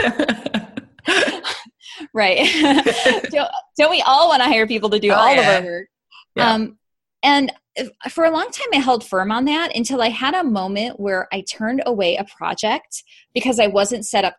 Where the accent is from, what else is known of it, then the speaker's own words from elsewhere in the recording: Chicago, Illinois, United States; I'm from Chicago originally